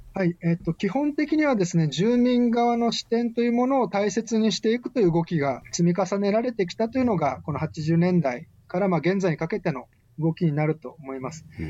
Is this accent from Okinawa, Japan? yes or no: yes; Okinawa, Japan; 戦後の私たち沖縄県民